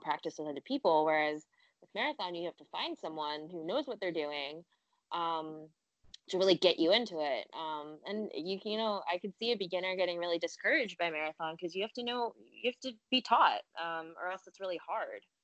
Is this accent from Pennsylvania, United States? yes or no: yes; Philadelphia, Pennsylvania, United States; moved away as an adult; also born or lived in China; now in New York City, United States; I grew up in Philly.